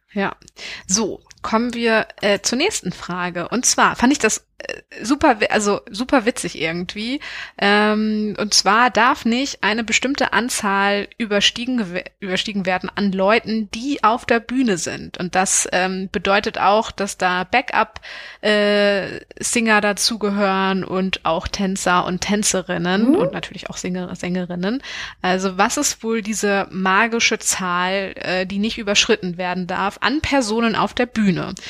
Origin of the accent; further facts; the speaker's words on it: near Schwerin, Mecklenburg-Vorpommern, Germany; ich bin aufgewachsen in der Nähe von Schwerin